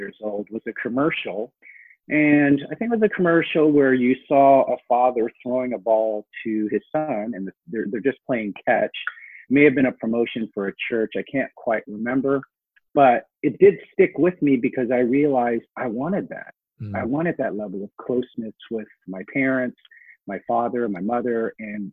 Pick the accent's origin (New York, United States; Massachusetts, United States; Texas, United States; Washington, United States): Washington, United States; Seattle; also born or lived in Hong Kong; Our parents moved us to a very urban area of South Seattle